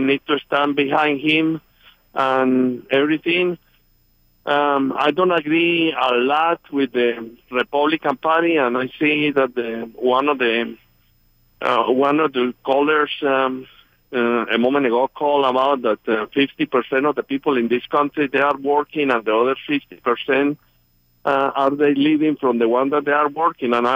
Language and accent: English; Colombia; moved away as an adult; now in Buford, United States; I'm from Colombia